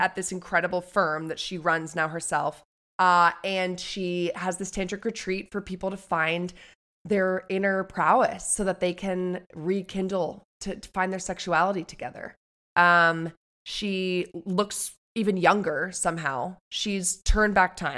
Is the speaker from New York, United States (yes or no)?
yes; New York City, New York, United States; I grew up on the Upper West Side